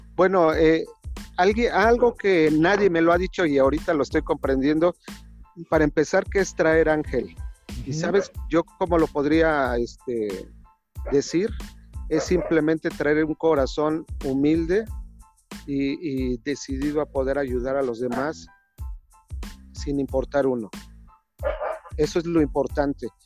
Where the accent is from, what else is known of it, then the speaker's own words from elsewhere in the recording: Mexico City, Mexico; Yo nací en una zona marginada de la ciudad de Azcapotzalco, en el antes Distrito Federal, ahora Ciudad de México